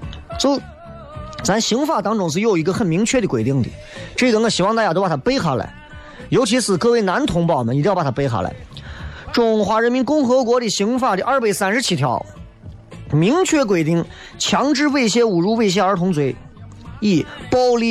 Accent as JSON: {"language": "Chinese", "town": "Xi'an", "region": "Shaanxi", "country": "China", "said": "咦，我们西安人不行了，西安人就是就是生冷蹭倔嘛。西安人啊，俺西安人就是，哎，说话嗓门大就是爱叠肥啊，就是我。"}